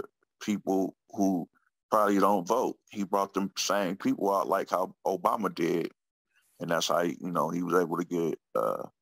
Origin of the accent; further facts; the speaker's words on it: Oakland, California, United States; I'm from Oakland. So, you know, Oakland's my passion, my city.